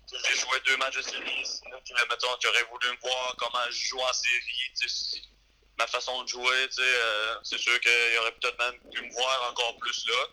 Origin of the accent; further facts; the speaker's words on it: Gaspésie, Quebec, Canada; moved away; chez nous en Gaspésie